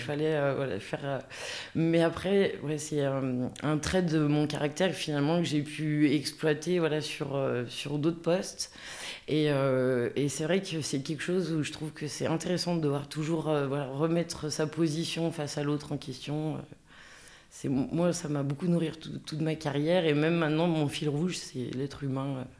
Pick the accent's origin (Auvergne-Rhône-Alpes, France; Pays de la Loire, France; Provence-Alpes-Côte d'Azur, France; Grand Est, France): Auvergne-Rhône-Alpes, France; Villars-les-Dombes; moved away; also born or lived in Chablais; je viens de la plaine de l'Ain, vers Villars-les-Dombes